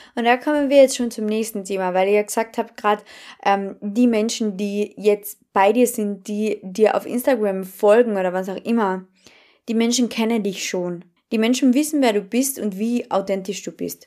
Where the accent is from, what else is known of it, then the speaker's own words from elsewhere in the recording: Carinthia, Austria; accent: Carinthian; Und dann habe ich wirklich begonnen, tiefstes Kärntnerisch zu sprechen